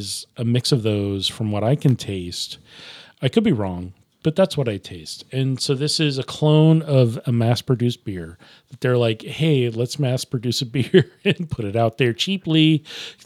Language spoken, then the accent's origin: English; Nebraska, United States; I'm saying it wrong because I'm from Nebraska. It's a Nebraska thing.